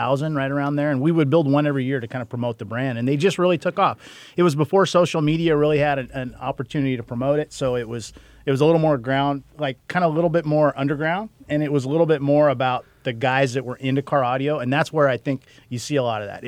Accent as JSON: {"language": "English", "region": "Washington", "country": "United States", "tie": "born or raised there", "said": "I grew up in Washington State"}